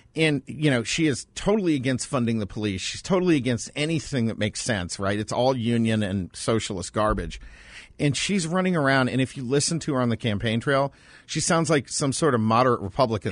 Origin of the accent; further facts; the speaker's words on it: Lake Placid, New York, United States; moved away; also born or lived in Boston; When you're a kid growing up in Lake Placid, which is basically like an overgrown Olympic village